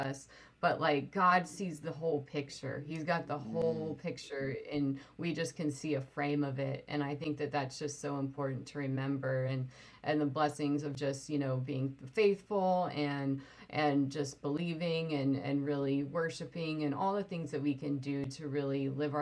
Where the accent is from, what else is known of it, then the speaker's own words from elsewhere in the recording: Sweden; I was born in Sweden